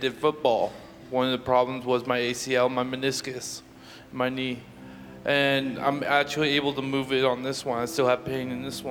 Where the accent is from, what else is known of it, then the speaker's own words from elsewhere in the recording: Kelso, Washington, United States; I'm from Kelso. I'm part of the Mountain Ministry Program.